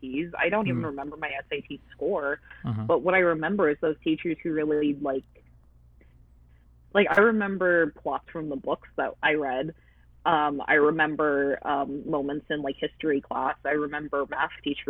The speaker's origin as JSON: {"language": "English", "country": "United States", "tie": "born or raised there", "said": "I am American, like, I'm a natural-born American"}